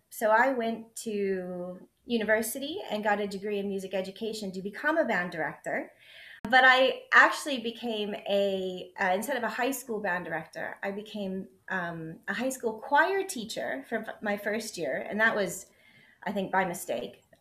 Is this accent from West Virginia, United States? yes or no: yes; West Virginia, United States; also born or lived in Texas; now in Scotland, United Kingdom; So I say I'm from West Virginia. So I grew up in the US, but before I moved to Scotland, I'd actually lived in five states. But West Virginia is the state I uh, lived in the longest. So I claim to be a West Virginian.